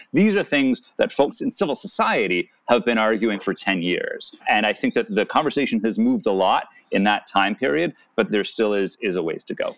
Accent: Canada; I'm Canadian

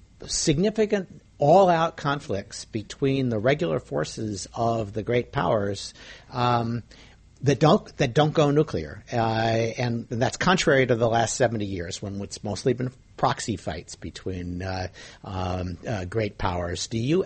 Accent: United States; We're from the United States.

